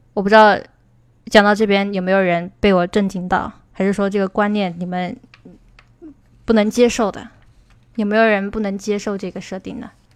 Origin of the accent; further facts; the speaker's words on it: China; 我们中国人学英语的时候